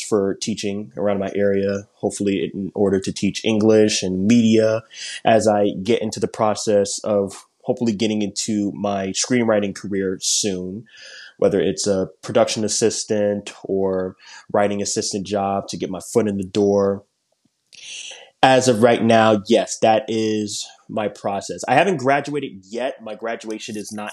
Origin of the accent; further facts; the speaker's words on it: South Carolina, United States; also born or lived in Chester, Pennsylvania; I was raised most of my life down here